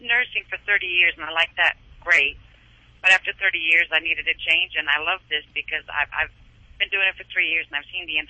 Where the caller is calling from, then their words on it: Maryland, United States; Right now I'm calling in from Maryland. When I called you originally, I was in Arizona.